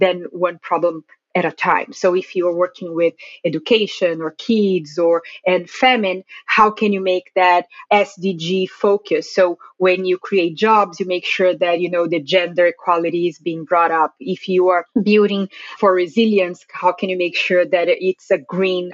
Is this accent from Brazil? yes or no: yes; Brazil; moved away as an adult; now in Washington, D.C., United States; I live in the Washington, D.C. area, but I am originally from Brazil.